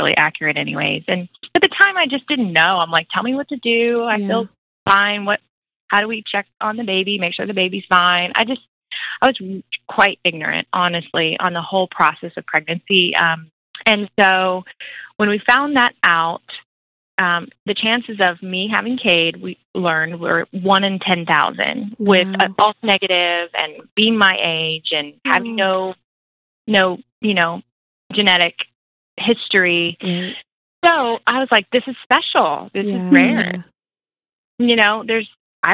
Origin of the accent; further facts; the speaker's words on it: Florida, United States; moved away as an adult; also born or lived in Virginia / Atlanta; I grew up in Florida, Sunshine State